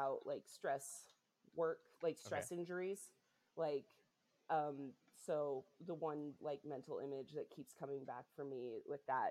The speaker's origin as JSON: {"language": "English", "region": "Utah", "country": "United States", "tie": "born or raised there", "moved": "yes", "lives_now": "Chicago, United States", "said": "I was raised Mormon in Utah"}